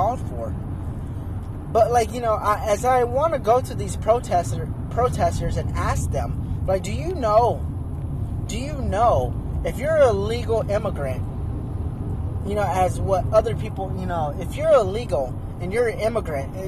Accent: United States; I was born in the United States. I'm not, I didn't immigrant. I didn't migrate from somewhere else. I was born here

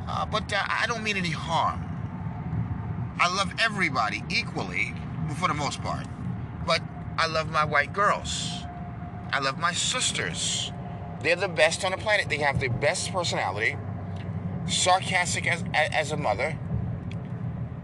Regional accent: New York, United States; accent: New York; this accent is from New York, not Rhode Island or Connecticut

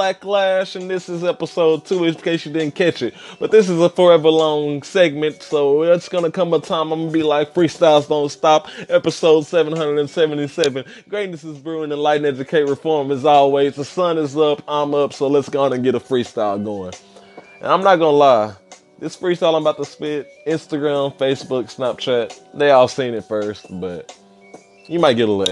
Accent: Dallas, Texas, United States; I'm from Dallas, Texas

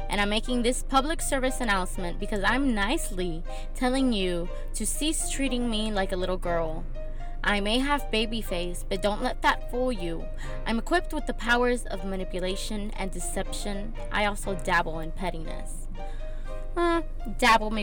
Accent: Miami, Florida, United States; moved away as an adult; now in Texas, United States; I'm actually not from Texas. I'm originally from Miami.

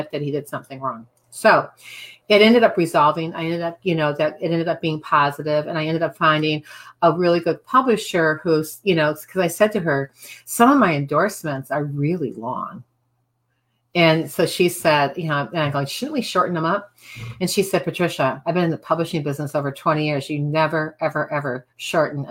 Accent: Midwest, United States; moved away; also born or lived in Cape Cod; I'm from the Midwest

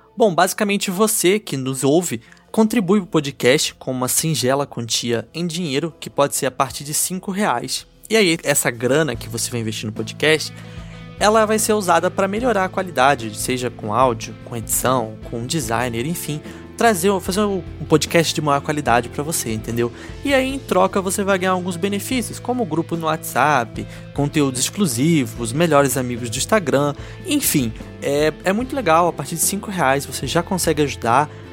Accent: Rio de Janeiro, Brazil; now in Curitiba, Brazil; Quintino Bocaiúva, que é um bairro na zona norte do Rio de Janeiro, que é o bairro onde eu fui criado. Antes de me mudar aqui para Curitiba, eu morei em Quintino

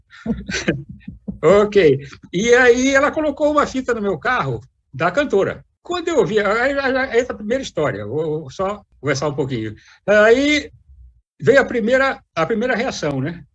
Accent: Rio de Janeiro, Brazil; moved away as an adult; now in Brasília, Brazil; Eu sou do Rio, eu sou arquiteto, mas desde garoto no Rio de Janeiro

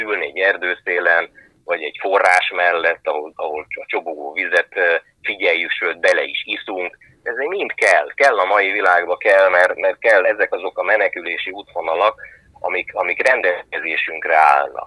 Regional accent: Hungary; itt születtem, és hogy, hogy csupa vízi ember volt a, az ősöm

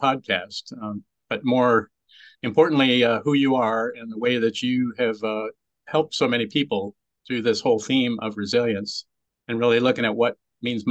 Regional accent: California, United States; I grew up in California

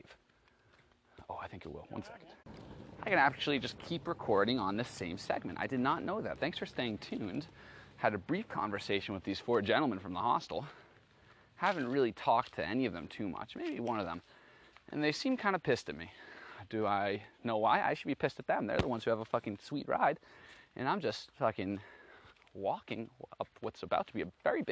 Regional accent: Boston, Massachusetts, United States; I was from Boston

